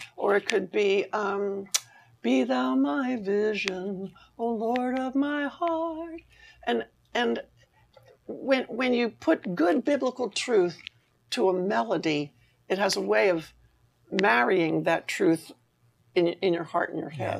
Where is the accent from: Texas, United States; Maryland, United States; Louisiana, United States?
Maryland, United States; I was 17, growing up on the East Coast in Maryland